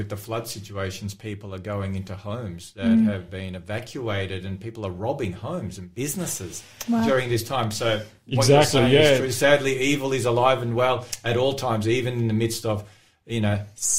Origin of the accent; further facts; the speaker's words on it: Melbourne, Victoria, Australia; a place called St Albans. I grew up in St Albans in Melbourne.